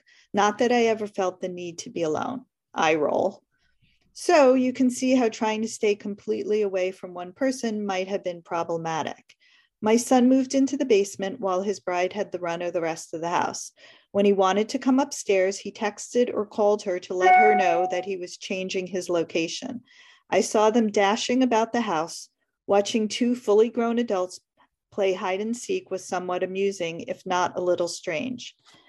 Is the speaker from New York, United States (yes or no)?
yes; Brooklyn, New York, United States; it's a lot bigger than the 2-bedroom, 1-bathroom house I grew up in Brooklyn, but it's not palatial by any stretch of the imagination.